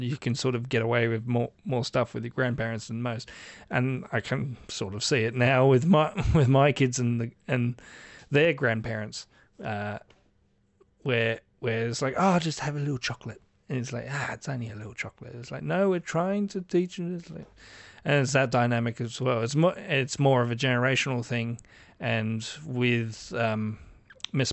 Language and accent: English; Australia; I am Australian